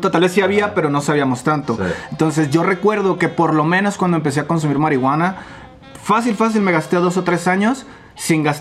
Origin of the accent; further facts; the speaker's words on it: Querétaro, Mexico; now in Guadalajara, Mexico; Eh, yo no soy de Guadalajara, vivo aquí en ah. Guadalajara desde hace seis años, soy ah. originario de Querétaro.